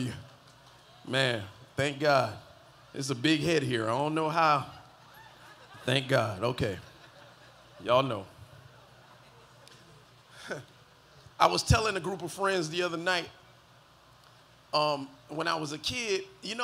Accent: Miami Gardens, Florida, United States; I was born and raised in the county of Dade, 305, holla at your boy, Carroll City.

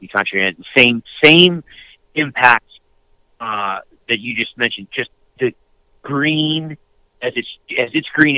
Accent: upstate New York, United States; I grew up in upstate New York.

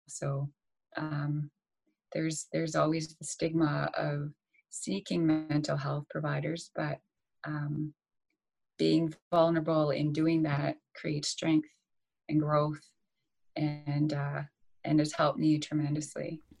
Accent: Saskatchewan, Canada; moved away as an adult; me having moved back to Saskatchewan, I was living back with my parents in a small town.

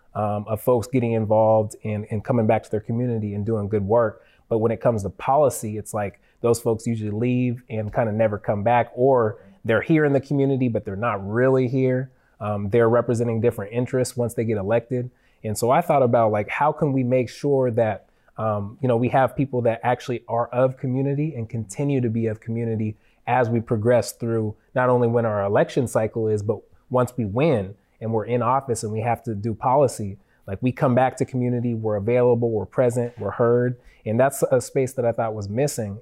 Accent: Federal Way, Washington, United States; growing up in Federal Way

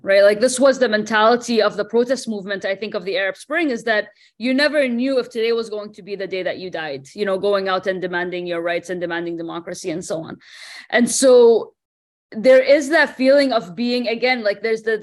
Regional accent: Denmark; moved away; also born or lived in Bahrain; I didn't grow up in Bahrain, right? I grew up in Denmark.

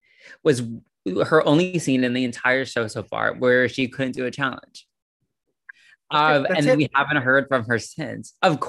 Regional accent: North Carolina, United States; moved away; I'm from North Carolina originally.

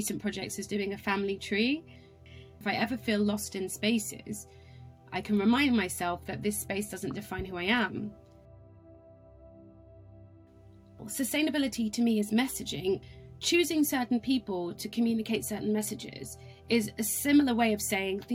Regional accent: Cambridge, East of England, United Kingdom; moved away as an adult; also born or lived in London; growing up in Cambridge

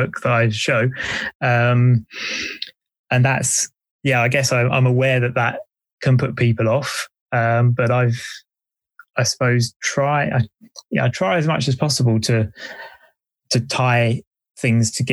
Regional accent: Essex, East of England, United Kingdom; also born or lived in Wales; now in Bristol, United Kingdom; I grew up in Essex

